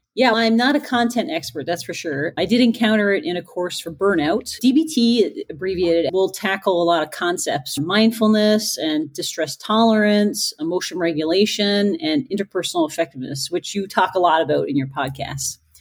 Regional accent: Newfoundland and Labrador, Canada; I'm from Newfoundland. It's a beautiful island off the east coast of Canada.

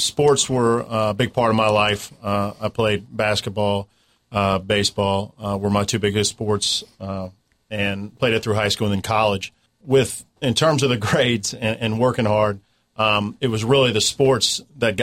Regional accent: Cincinnati, Ohio, United States; now in Charleston, United States; I was born and raised in Cincinnati, Ohio

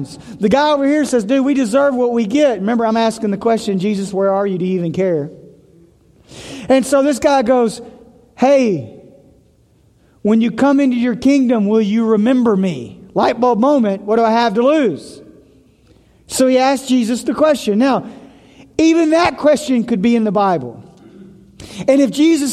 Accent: Tennessee, United States; moved away; I'm from Tennessee

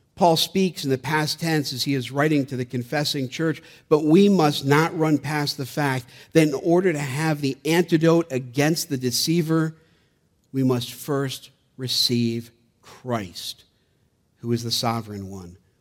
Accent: Gloversville, New York, United States; being born and raised in Gloversville, about an hour from

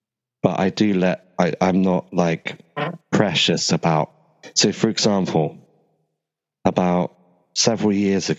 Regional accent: Glastonbury, South West England, United Kingdom; I'm from Avalon, Glastonbury, otherwise known as the Ancient Isle of Avalon

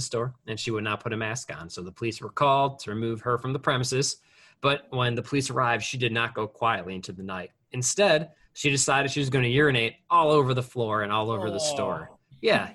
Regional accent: Chicago, Illinois, United States; I grew up in Chicago during those Jordan Bulls years

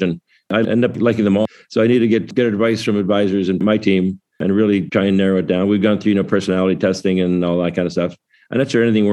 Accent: Waterloo, Ontario, Canada; my hometown of Waterloo, Canada

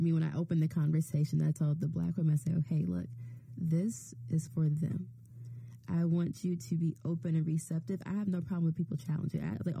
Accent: Chicago, Illinois, United States; moved away as an adult; also born or lived in Evanston, Illinois; now in Providence, United States; I grew up in a Chicago public school system. We moved to the suburbs my sophomore year of high school, so I did my last 3 years of high school in Evanston Township, but I grew up, I'm from Chicago

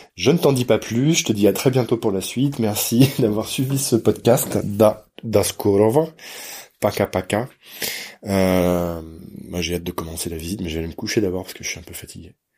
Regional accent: France; je suis français

